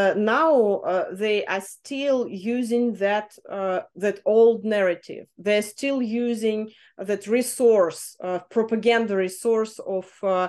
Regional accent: Russia; English is a second language; moved away as an adult; also born or lived in Ukraine; I moved to Ukraine from Russia to Ukraine in 2013, but I was visiting my family in Russia very often.

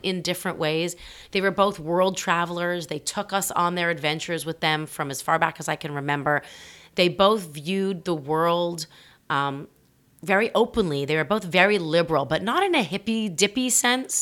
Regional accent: Toronto, Ontario, Canada; moved away as an adult; I grew up in the center of the city

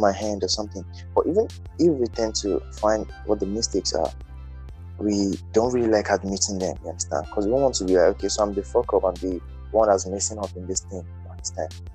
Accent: Nigeria; I'm just a Nigerian youth

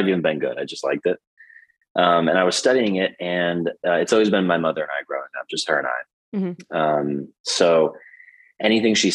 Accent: Emporium, Pennsylvania, United States; moved away as an adult; also born or lived in Pittsburgh, Pennsylvania; now in San Francisco, United States; I'm from a very small town, Emporium, Pennsylvania

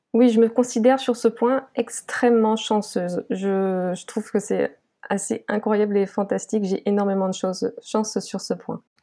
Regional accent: Guadeloupe; je vis et je suis née en Guadeloupe

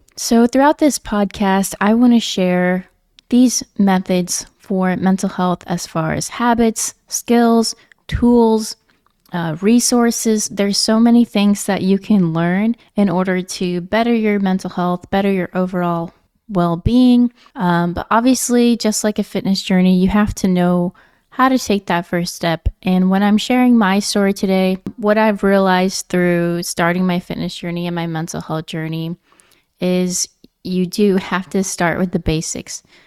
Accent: Nebraska, United States; moved away as an adult; also born or lived in Virginia / California; I am originally from Nebraska

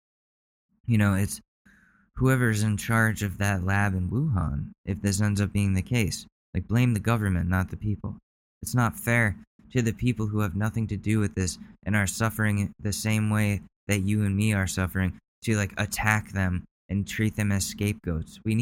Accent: United States; I, as an American citizen

